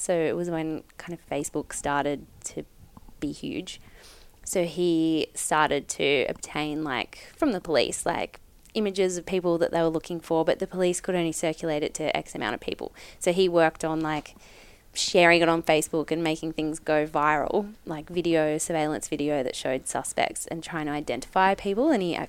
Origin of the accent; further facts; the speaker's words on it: Australia; as an Australian person